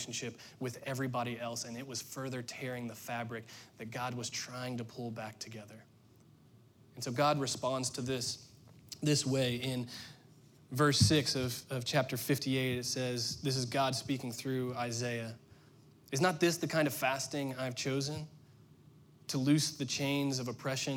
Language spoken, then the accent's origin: English; Indiana, United States; moved away as an adult; We were born and raised and went to school and worked in Indiana